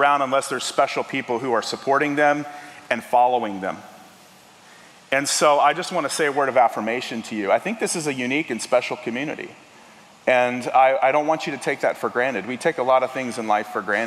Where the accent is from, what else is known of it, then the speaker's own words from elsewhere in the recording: Tennessee, United States; now in Kentucky, United States; I'm originally from Tennessee